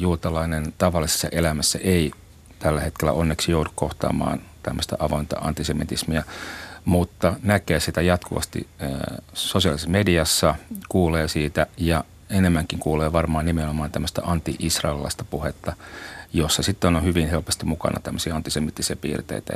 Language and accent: Finnish; Finland; Suomen juutalaiset ei oikeastaan ulkonäöllisesti erotu muusta väestöstä, eli meitä ei pysty tunnistamaan